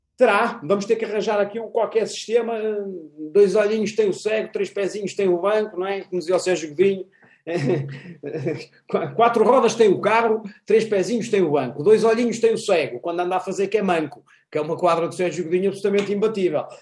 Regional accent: Portugal; nós, portugueses

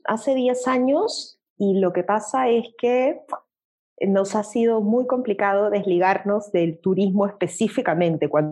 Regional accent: Peru; en mi país, en el Perú

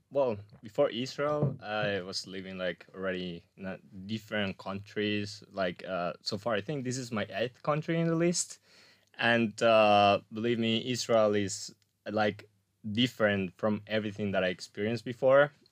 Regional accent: Colombia; English is a second language; also born or lived in Spain / New Zealand / Australia / Portugal; So, well, first of all, like I'm Colombian, but I'm also Spanish.

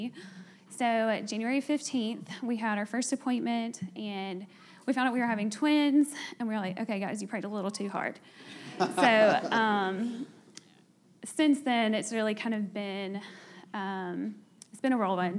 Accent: North Alabama, United States; moved away as an adult; now in Birmingham, United States; We're both from North Alabama and don't have family here.

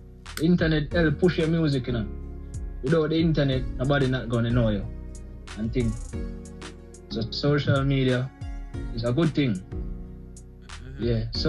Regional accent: Port Maria, Saint Mary, Jamaica; I'm from Port Maria.

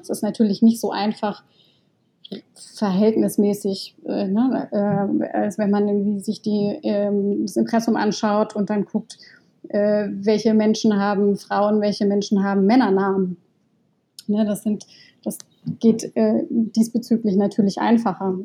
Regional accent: Baden-Württemberg, Germany; ich komme aus Baden. Ähm, das ist Teil der badischen Identität

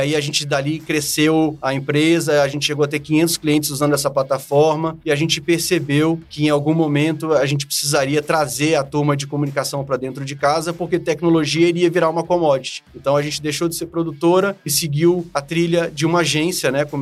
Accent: Brasília, Federal District, Brazil; born there; eu sou, eu sou brasiliense, nasci aqui em Brasília

